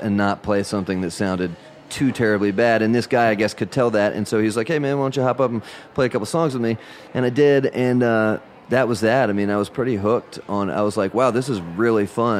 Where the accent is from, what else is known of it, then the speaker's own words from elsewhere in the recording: Cumming, Georgia, United States; I came from Georgia, North Georgia. I grew up there